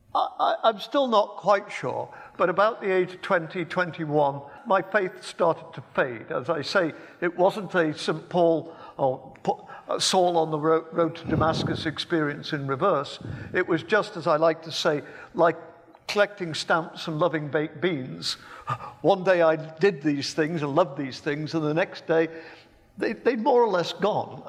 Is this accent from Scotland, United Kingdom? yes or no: no; Birmingham, West Midlands, United Kingdom; as you can tell from my accent, I was born in England. In fact, I was born in Birmingham in nineteen forty.